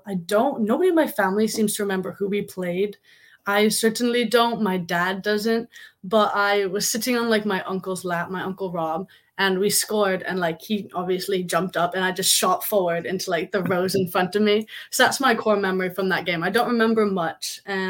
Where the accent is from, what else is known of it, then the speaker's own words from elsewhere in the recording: Los Angeles, California, United States; born there; also born or lived in New Jersey / London; I was born in the States. I was born in California in like beachy area of LA, and then we moved to New Jersey.